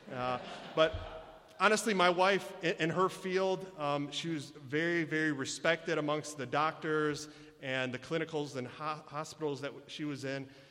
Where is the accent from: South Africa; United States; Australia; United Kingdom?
United States; Michigan; I was born and raised here in Michigan